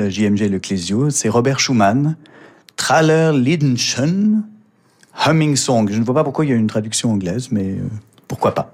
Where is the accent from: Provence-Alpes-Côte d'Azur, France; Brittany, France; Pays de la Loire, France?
Provence-Alpes-Côte d'Azur, France; Nice; also born or lived in Mauritius; je suis niçois, et profondément niçois.